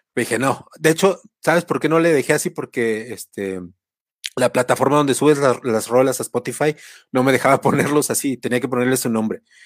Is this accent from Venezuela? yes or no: no; Mexico; now in Mexico City, Mexico; nuestra cultura como mexicanos y como latinoamericanos